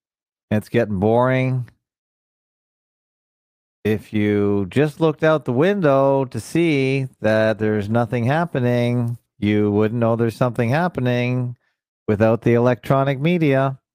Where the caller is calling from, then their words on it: Toronto, Ontario, Canada; I come to you from the North Shores of Lake Ontario. Toronto, Ontario, Canada, the media capital of Canada